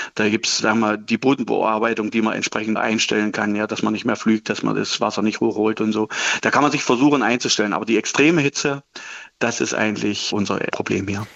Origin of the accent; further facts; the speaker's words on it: Saxony-Anhalt, Germany; also born or lived in Löberitz; hier bei uns in Sachsen-Anhalt